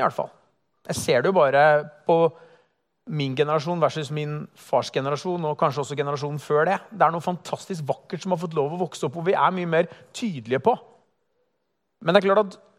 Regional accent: Halden, Østfold, Norway; moved away as an adult; now in Oslo, Norway; menigheten hjemme i Halden

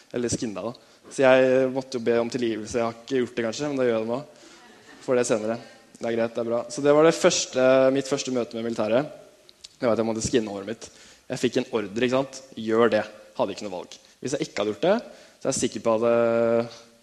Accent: Tønsberg, Vestfold, Norway; født og oppvokst i Tønsberg

